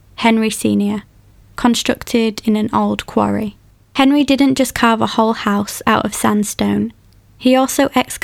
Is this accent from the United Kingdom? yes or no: yes; United Kingdom; Doncaster is only up the road from my hometown